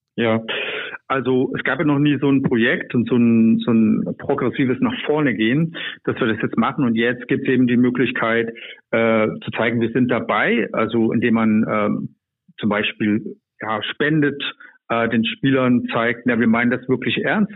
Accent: East Germany, Germany; Ich bin in der Diktatur groß geworden

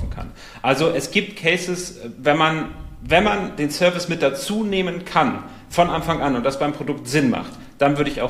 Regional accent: Portugal; ich komme aus Portugal, der eine oder andere weiß es

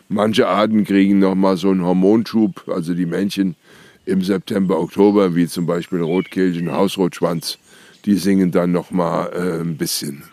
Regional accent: Nassau, Rhineland-Palatinate, Germany; Ich komme ja aus Nassau

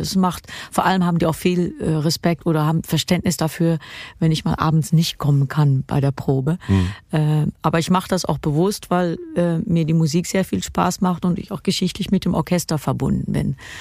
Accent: Kerkrade, Limburg, Netherlands; Kerkrade die Stadt ist, wo ich geboren bin

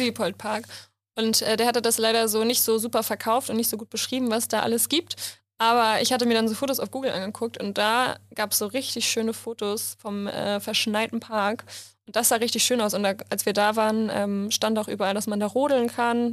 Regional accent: Hamburg, Germany; ich komme aus Hamburg

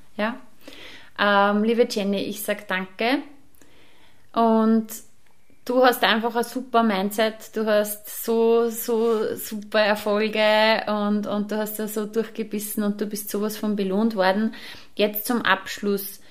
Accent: Upper Austria, Austria; bei uns in Oberösterreich

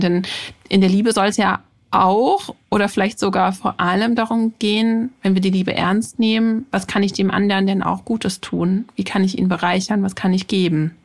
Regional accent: Germany; bei uns in Deutschland

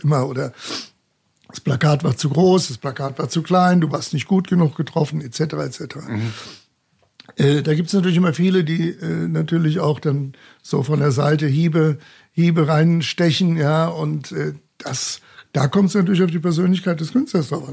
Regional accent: Munich, Bavaria, Germany; ich bin gebürtiger Münchner, von daher gesehen bin ich auch äh, mit Löwenbräu oder mit Shaw oder mit dem Augustiner groß geworden

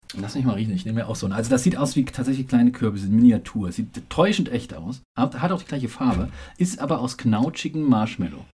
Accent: Saarland, Germany; also born or lived in Frankfurt am Main; now in Berlin, Germany; Ich bin leider Gottes Saarländer. Also ich bin dort geboren

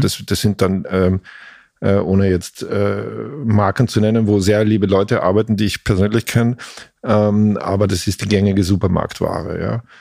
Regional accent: Velden am Wörthersee, Carinthia, Austria; moved away as an adult; also born or lived in Klagenfurt; now in Berlin, Germany; Gebürtig aus Kärnten, das ist das südlichste österreichische Bundesland, mhm. das an Italien und an Slowenien grenzt

